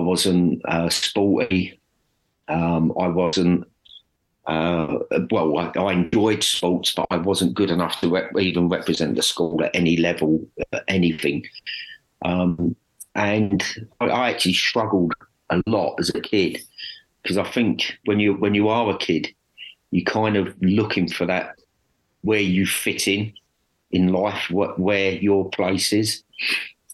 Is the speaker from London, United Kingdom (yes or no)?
yes; Dagenham, London, United Kingdom; I grew up in Dagenham